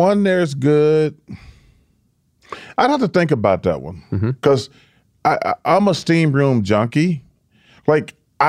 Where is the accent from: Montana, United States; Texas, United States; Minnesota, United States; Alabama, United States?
Alabama, United States; Leeds; Leeds, my hometown, shout out to Leeds, Alabama